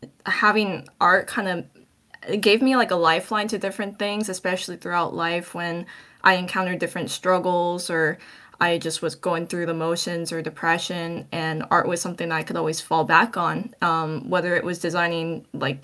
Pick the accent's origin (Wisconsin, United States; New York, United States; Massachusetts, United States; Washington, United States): Washington, United States; Seattle; now in Bay Area, United States; I reside in the Bay Area, but I'm originally from Seattle, Washington